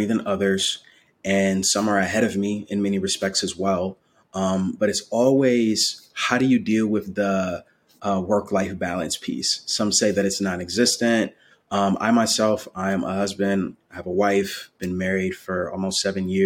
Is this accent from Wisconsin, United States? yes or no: yes; Milwaukee, Wisconsin, United States; now in Raleigh, United States; growing up in Milwaukee, Wisconsin, I'm currently based in Raleigh, North Carolina